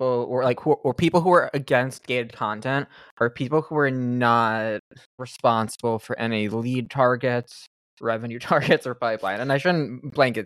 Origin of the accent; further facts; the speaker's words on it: New York City, New York, United States; I'm a New Yorker